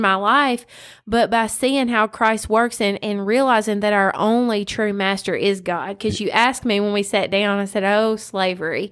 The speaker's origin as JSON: {"language": "English", "region": "West Tennessee", "country": "United States", "tie": "born or raised there"}